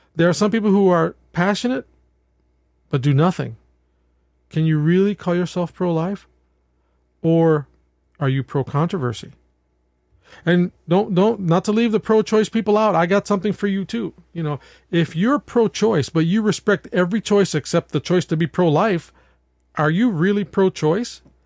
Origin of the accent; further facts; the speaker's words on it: New York, United States; I'm from New York, and in New York State